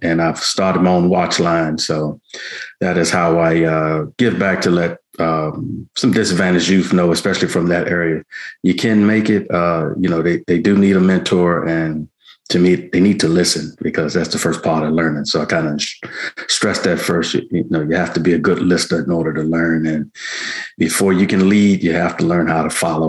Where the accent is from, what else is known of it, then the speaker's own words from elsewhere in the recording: Washington, District of Columbia, United States; born and raised in Southeast Washington, D.C., which I guess if you watch the news, was a pretty rough area. To me, it's gotten worse since I've grown up there.